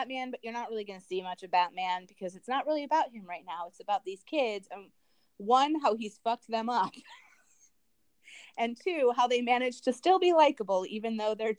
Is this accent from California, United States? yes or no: no; Bloomington, Minnesota, United States; moved away; I love Bloomington. I'm happy that I lived there. My family still lives there